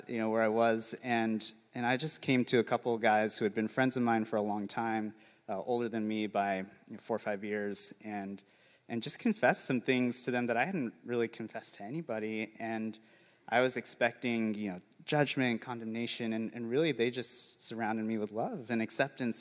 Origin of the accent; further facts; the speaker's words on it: St. George, Utah, United States; I grew up in St. George's, an hour away from Zion National